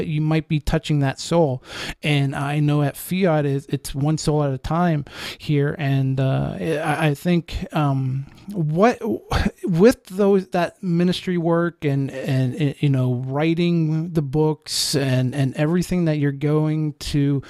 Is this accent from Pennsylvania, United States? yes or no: yes; Pennsylvania, United States; now in Ohio, United States; I'm from Pennsylvania